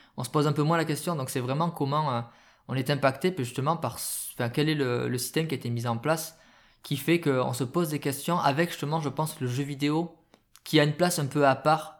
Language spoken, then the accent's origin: French; France; chez nous en France